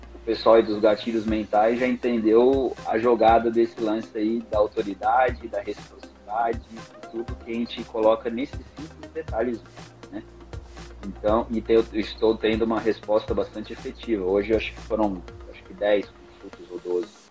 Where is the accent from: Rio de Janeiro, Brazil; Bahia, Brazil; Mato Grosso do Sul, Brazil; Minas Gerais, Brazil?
Mato Grosso do Sul, Brazil; eu sou do Mato Grosso do Sul